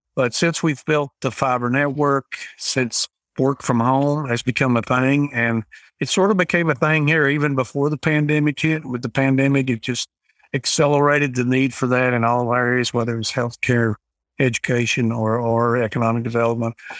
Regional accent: McKee, Kentucky, United States; I grew up here in McKeague, Kentucky

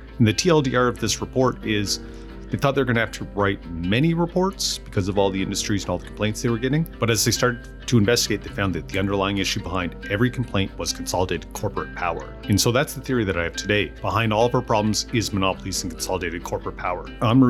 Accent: Amherst, Nova Scotia, Canada; born or raised there; moved away

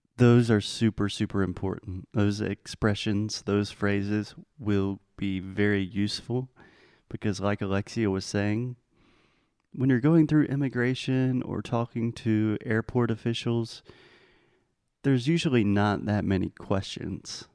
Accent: United States; as an American

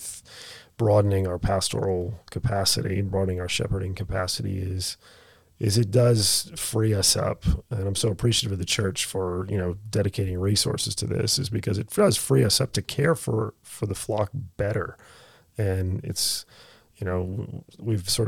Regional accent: United States; now in Australia; As an American

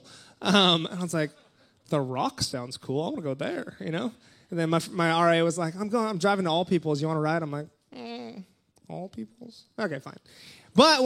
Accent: Kauai, Hawaii, United States; moved away; also born or lived in England / Austria; I was born and raised in Kauai, Hawaii

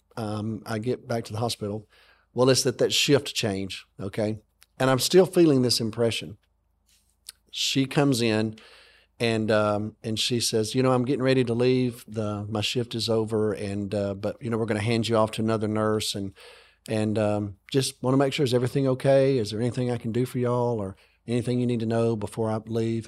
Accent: Alabama, United States; I grew up in America, okay, and I, I grew up in Alabama.

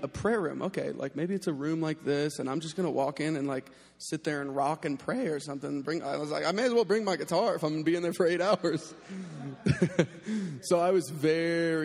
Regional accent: North Carolina, United States; moved away; I'm from North Carolina. I was living in Raleigh, North Carolina.

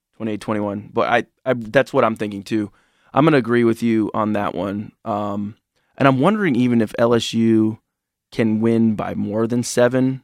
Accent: Champaign, Illinois, United States; I'm from Champaign

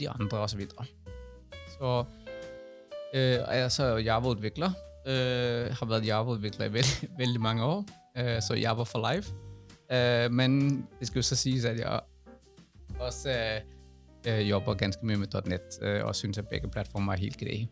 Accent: Denmark; now in Norway; Jeg er dansk

